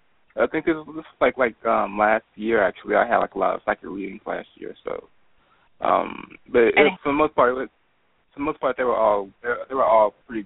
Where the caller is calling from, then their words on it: Houston, Texas, United States; I'm calling from Houston, Texas.